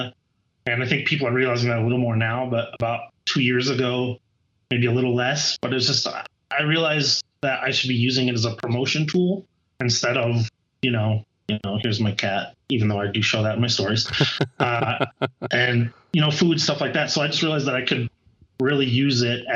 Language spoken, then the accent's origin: English; South Dakota, United States; moved away as an adult; now in Colorado, United States; I grew up in the middle of the country in South Dakota